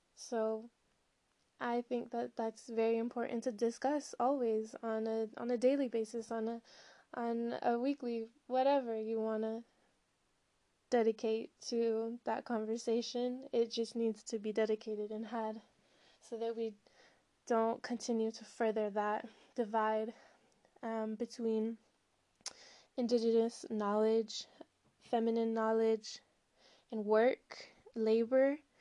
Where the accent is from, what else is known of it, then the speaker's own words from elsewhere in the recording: Southern California, United States; also born or lived in Colorado / Humboldt County, California / Jalisco / Jamaica; I'm from Southern California. I grew up in California and Colorado